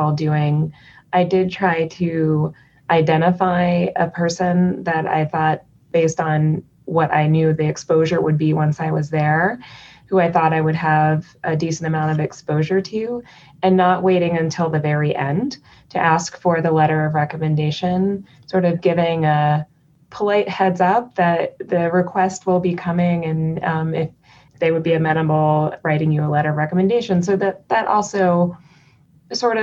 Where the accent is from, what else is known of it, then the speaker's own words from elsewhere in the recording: East Coast, United States; I am from the East Coast